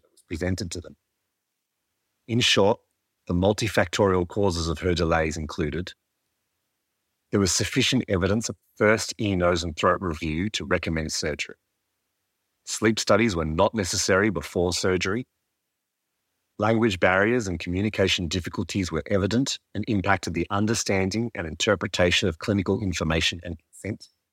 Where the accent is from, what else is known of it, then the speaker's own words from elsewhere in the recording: Birpai country, mid-north coast of New South Wales, Australia; I'm a Koori man born and raised on Birrapie country on the mid-north coast of New South Wales, with Darug ancestry on my mother's side.